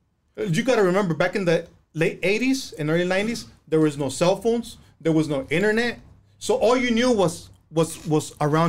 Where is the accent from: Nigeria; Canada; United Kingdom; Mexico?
Mexico; now in United States; Sureños, because we came from the south, from Mexico. All of us, we came from Mexico, and we came from the south.